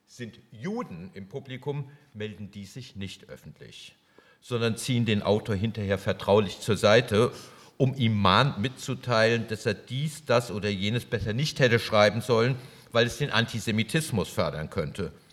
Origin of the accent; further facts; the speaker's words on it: Wiesbaden, Hesse, Germany; Oh ich bin in Wiesbaden aufgewachsen